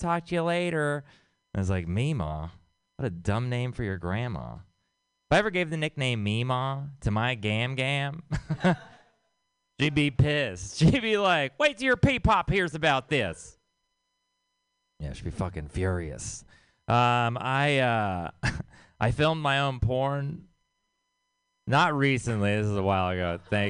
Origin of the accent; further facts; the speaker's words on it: Texas, United States; I'm from Texas.